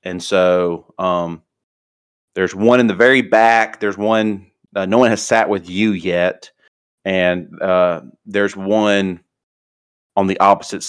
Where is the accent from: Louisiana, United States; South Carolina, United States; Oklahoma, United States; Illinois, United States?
Louisiana, United States; New Orleans; I am from New Orleans, Louisiana. Graduated from Louisiana State University.